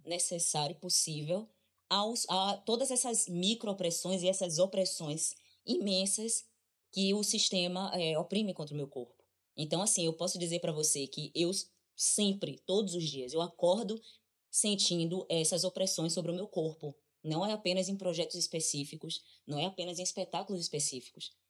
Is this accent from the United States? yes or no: no; Brazil; a única coisa que me diz que eu sou brasileira é o meu passaporte, é a minha identidade, é quando eu digo eu sou brasileira